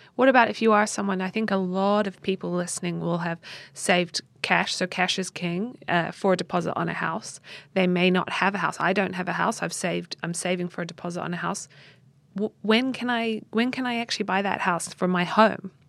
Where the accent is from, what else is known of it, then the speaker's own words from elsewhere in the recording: New Zealand; moved away; in New Zealand, in my home country